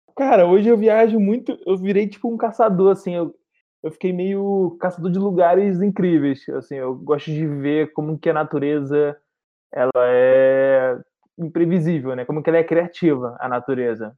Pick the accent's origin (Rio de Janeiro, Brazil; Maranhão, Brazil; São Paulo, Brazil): Rio de Janeiro, Brazil; sou aqui do Rio de Janeiro